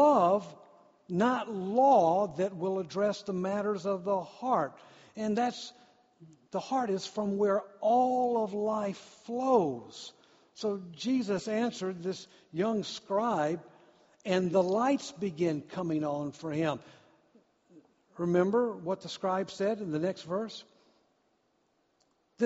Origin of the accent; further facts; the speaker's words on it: Deep South, United States; I grew up in the South, the deep South